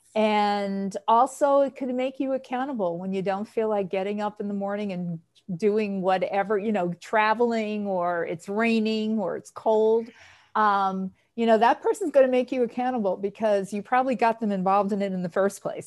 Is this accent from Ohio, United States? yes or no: no; New York City, New York, United States; moved away; also born or lived in Boston; I'm from New York originally, and so my volunteerism started there at the New York Aquarium, which I grew up in Queens